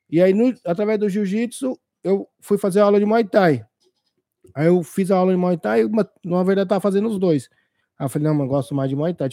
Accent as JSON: {"language": "Portuguese", "region": "São Paulo", "country": "Brazil", "tie": "born there", "lives_now": "Osasco, Brazil", "said": "eu sou de São, eu sou paulista, né? Nasci na Zona Leste, São Mateus."}